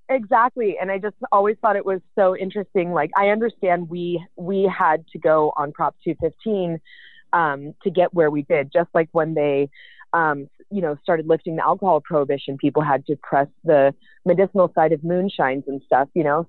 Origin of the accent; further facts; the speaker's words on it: the Bay Area, California, United States; I'm from the Bay, born and raised